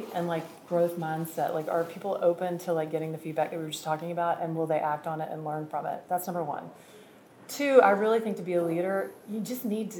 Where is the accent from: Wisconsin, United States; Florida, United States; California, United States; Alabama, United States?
Alabama, United States; Birmingham; I'm from Birmingham, Alabama, by the way.